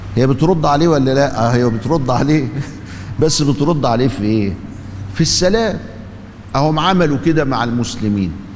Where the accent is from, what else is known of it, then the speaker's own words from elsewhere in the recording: Egypt; ما هو في حاجة عندنا في مصر